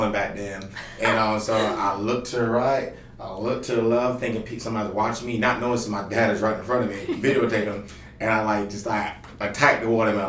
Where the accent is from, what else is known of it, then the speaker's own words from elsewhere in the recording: North Augusta, South Carolina, United States; now in Columbia, United States; I'm from North Augusta, South Carolina, the pageant capital of the world